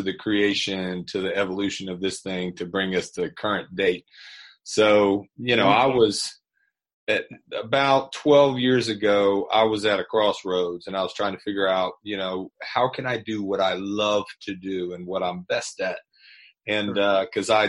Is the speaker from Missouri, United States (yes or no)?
no; Atlanta, Georgia, United States; I grew up here in the Atlanta area, and I'm 55, and so my whole stretch has been in and around Atlanta, North Georgia, and so I'm a homegrown product here